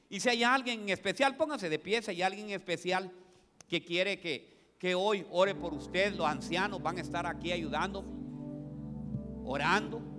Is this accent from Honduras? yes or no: yes; Olancho, Honduras; Nos, nosotras las holanchanas ponemos a los hombres